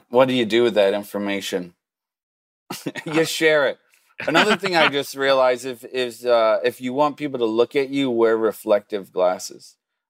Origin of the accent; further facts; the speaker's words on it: Lutherville, Maryland, United States; I grew up in Lutherville, just outside of Baltimore, about 15, 20